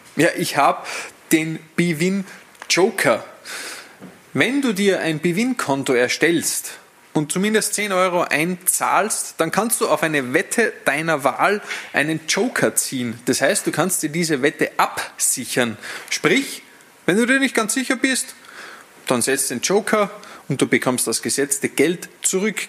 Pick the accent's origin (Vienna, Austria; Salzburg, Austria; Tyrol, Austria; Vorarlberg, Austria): Salzburg, Austria; als Salzburger